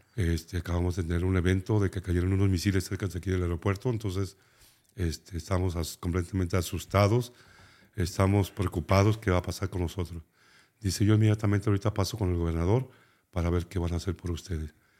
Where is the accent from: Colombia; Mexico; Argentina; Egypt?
Mexico; Nayarit; éramos 51 nayaritas